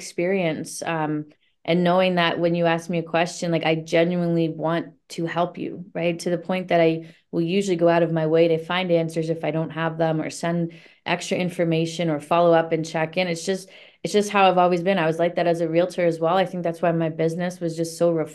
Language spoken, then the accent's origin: English; Niagara area, Ontario, Canada; moved away as an adult; now in Toronto, Canada; I grew up in the Niagara area